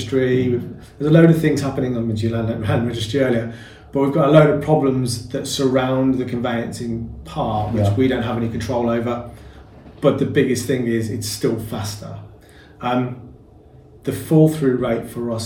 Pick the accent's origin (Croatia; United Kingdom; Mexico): United Kingdom; Birmingham, West Midlands; accent: Birmingham; Can you not tell by the accent? My international Birmingham accent that I've got.